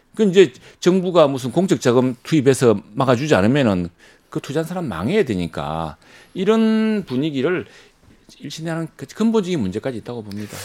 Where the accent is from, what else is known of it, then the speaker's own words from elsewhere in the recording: Masan, South Gyeongsang, South Korea; 제 고향인 마산 하포에는